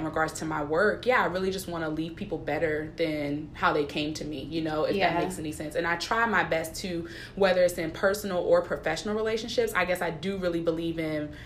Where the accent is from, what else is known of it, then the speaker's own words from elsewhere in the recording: Philadelphia, Pennsylvania, United States; Originally from Philadelphia